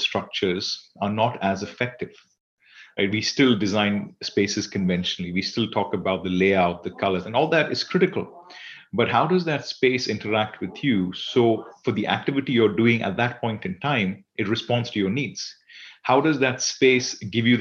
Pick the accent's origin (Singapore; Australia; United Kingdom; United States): Singapore; I am from Singapore